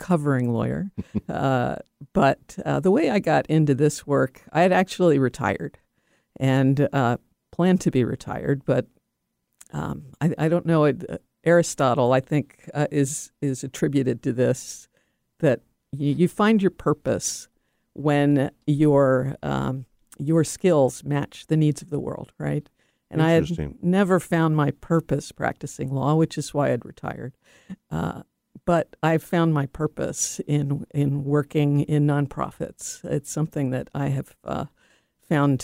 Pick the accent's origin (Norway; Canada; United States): United States; East Coast; moved away as an adult; now in Seattle, United States; I grew up on the East Coast.